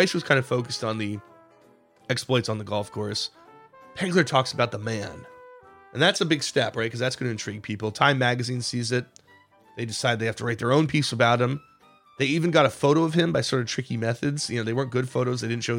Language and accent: English; the Adirondack Mountains, New York, United States; the part of the world I grew up in the Adirondack Mountains, a town called Aussable Forks, which has these beautiful gorges. It's a tourist attraction. It's way up in the mountains.